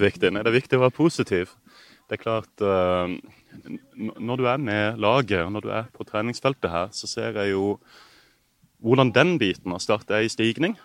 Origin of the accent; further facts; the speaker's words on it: Kristiansand, Agder, Norway; now in Marbella, Spain; Født og oppvokst et steinkast fra stadion